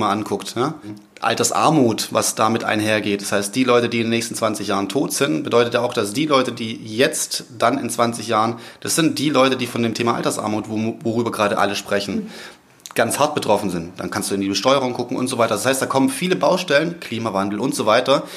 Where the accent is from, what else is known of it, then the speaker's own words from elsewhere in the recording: Southern Germany, Germany; accent: southern; now in Cologne, Germany; vom Background her komme ich aus dem Süden, das wird man wahrscheinlich immer wieder mal zwischendurch hören